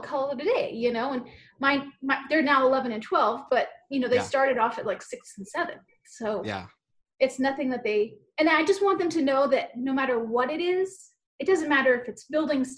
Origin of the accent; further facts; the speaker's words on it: Hawaii, United States; moved away as an adult; I'm from Hawaii